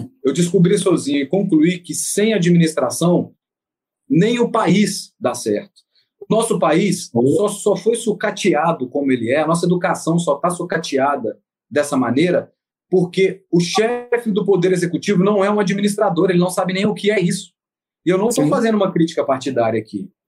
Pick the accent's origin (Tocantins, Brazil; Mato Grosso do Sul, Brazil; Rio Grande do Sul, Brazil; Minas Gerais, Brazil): Minas Gerais, Brazil; Belo Horizonte; now in Rio de Janeiro, Brazil; numa cidade que não é a minha, porque eu sou de Belo Horizonte